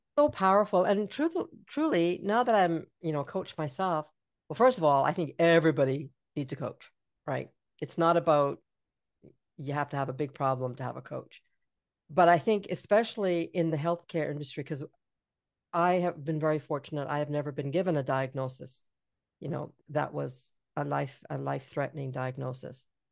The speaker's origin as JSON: {"language": "English", "region": "British Columbia", "country": "Canada", "said": "I'm from B C"}